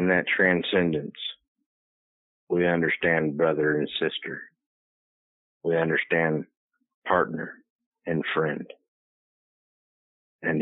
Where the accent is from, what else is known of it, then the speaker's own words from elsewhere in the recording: Katy, Texas, United States; when I was a kid, I grew up in Katy, Texas, or that's South Texas